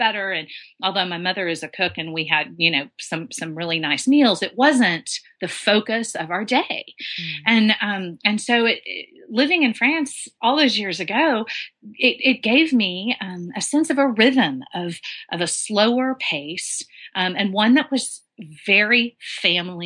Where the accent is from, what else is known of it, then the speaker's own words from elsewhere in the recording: Dallas, Texas, United States; I grew up smack dab in the middle of Dallas